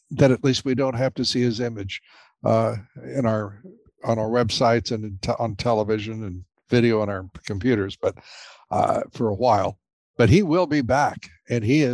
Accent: United States; I'm very proud of being an American, who came up from a working class

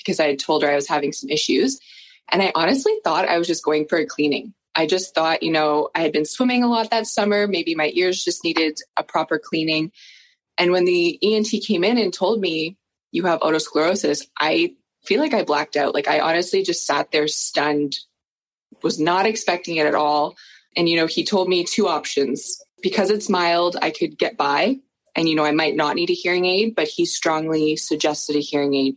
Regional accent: Peterborough, Ontario, Canada; I'm from Peterborough, Ontario.

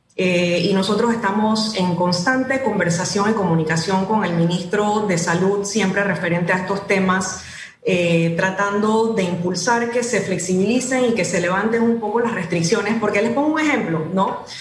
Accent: Panama; tenemos que juntarnos todos como panameños

